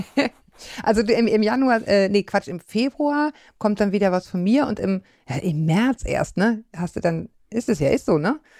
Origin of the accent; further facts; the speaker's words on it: Bavaria, Germany; als ich in Bayern in die Schule gegangen bin